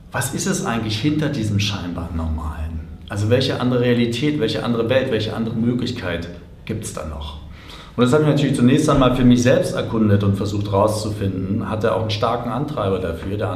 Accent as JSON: {"language": "German", "region": "Berlin", "country": "Germany", "tie": "born or raised there", "said": "ich bin als Kind in Berlin groß geworden, zwei Kilometer von der Mauer entfernt"}